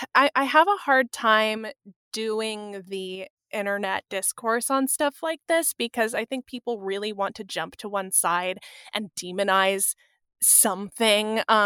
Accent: California, United States; I was recalling, I grew up outside of San Francisco.

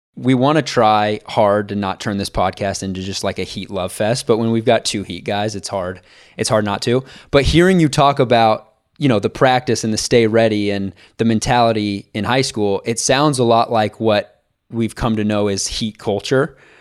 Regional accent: Kansas City, United States; growing up in Kansas City

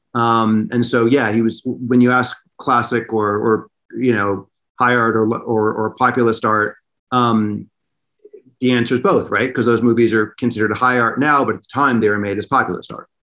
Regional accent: Los Angeles, California, United States; moved away; also born or lived in New York; I lived in in Westwood, which was right by Westwood Village

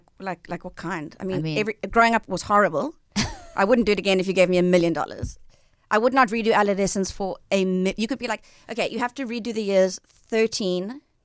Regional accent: Johannesburg, Gauteng, South Africa; also born or lived in Cape Town; I was born in Cape Town. {S1} Okay. {S3} And then my parents moved me to Johannesburg.

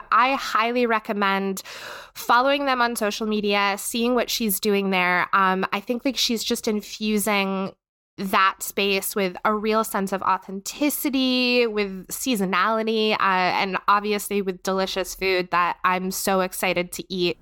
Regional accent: North Carolina, United States; moved away as an adult; now in Pittsburgh, United States; I'm from North Carolina. We have a much higher Hispanic and Latinx population there

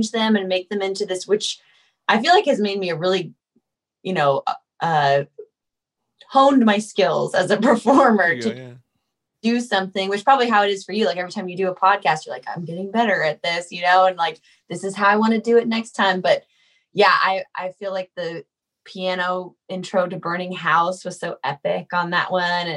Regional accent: California, United States; I'm from California

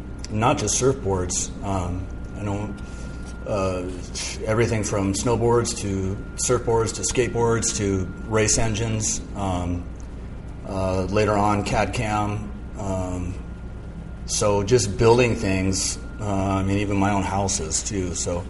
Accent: Malibu, California, United States; also born or lived in San Mateo; So I was born in Northern California. I was born in San Mateo. And we lived there until I was about 6. And then at that time, we moved to Southern California. And we moved to Point Doom in Malibu.

